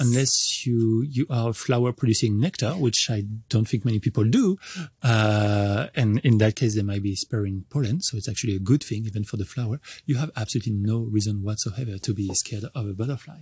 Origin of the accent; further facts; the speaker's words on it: France; English is a second language; moved away as an adult; also born or lived in Montreal, Canada; now in Hong Kong; I'm originally from France, and I started going to college there